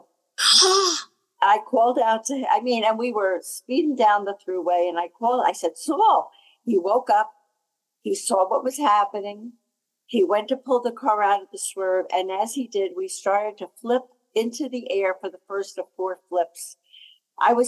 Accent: New Jersey, United States; I'm from New Jersey, New Jersey

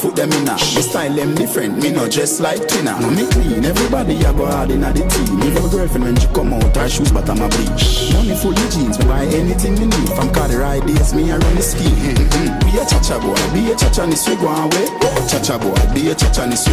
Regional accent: Kingston, Jamaica; born or raised there

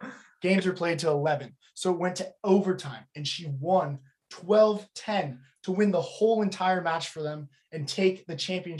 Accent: Los Angeles, California, United States; she lives in my hometown, so represent Pacific Palisades.

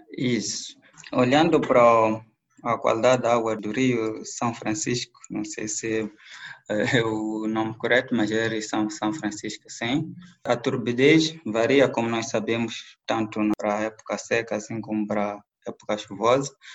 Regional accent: Mozambique; moved away; also born or lived in Belo Horizonte, Brazil; eu era um dos alunos moçambicanos que estava na UFMG

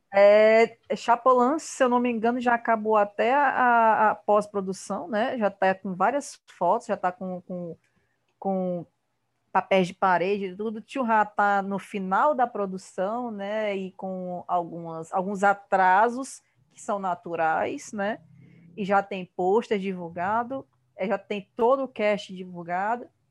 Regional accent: Ceará, Brazil; Eu sou, eu sou cearense, eu falo de um jeito meio esquisito

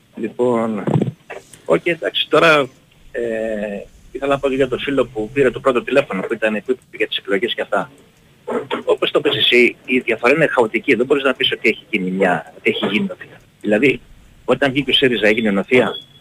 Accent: Pylos, Peloponnese, Greece; Εγώ είμαι από την Πύλο καταγωγή

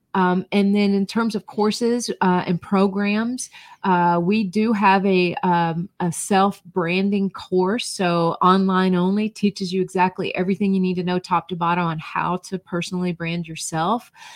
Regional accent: North Georgia, United States; moved away as an adult; also born or lived in Florida / Ohio; I grew up in North Georgia

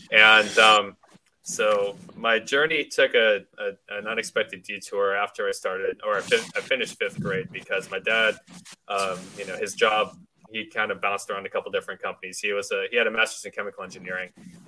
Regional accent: Knoxville, Tennessee, United States; born or raised there; moved away as an adult; also born or lived in Wisconsin; now in Houston, United States

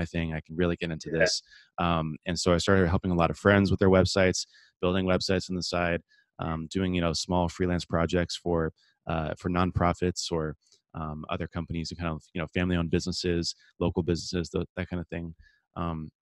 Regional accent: San Diego, California, United States; I grew up here in San Diego, California, my whole life, kind of born and raised

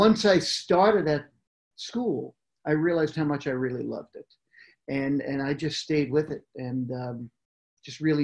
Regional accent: New York, United States; moved away as an adult; also born or lived in Manhattan / Brooklyn Heights; now in California, United States; I grew up in New York

